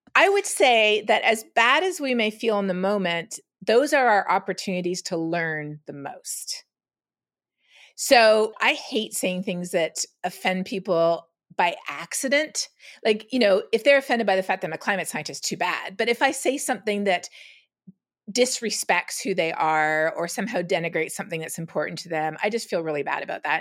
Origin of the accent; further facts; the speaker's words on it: Canada; moved away as an adult; also born or lived in Toronto; now in Texas, United States; growing up in Canada